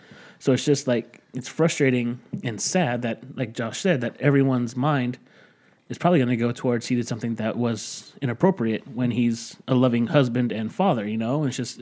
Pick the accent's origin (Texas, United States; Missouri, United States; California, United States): California, United States; Hawthorne; I grew up in Hawthorne